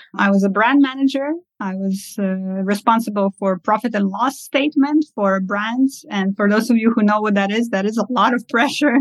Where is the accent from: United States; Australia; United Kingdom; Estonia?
Estonia; also born or lived in Kazakhstan; I was born in Kazakhstan and I uh, moved to Estonia at the ripe age of three uh, years old.